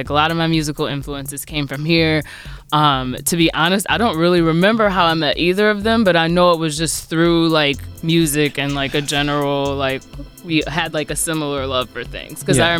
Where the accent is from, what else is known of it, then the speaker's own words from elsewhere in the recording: South Haven, Michigan, United States; moved away as an adult; now in Detroit, United States; I grew up in South Haven